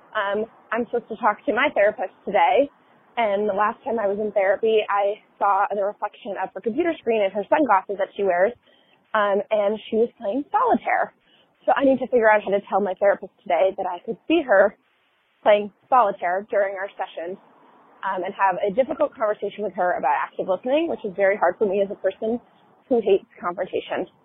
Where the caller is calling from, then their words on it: South Orange, New Jersey, United States; I'm calling from South Orange, New Jersey